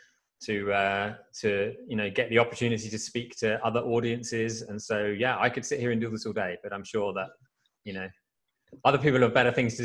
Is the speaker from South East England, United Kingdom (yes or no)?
yes; Frimley, South East England, United Kingdom; also born or lived in London; I grew up outside of London in the UK in a small village called Frimley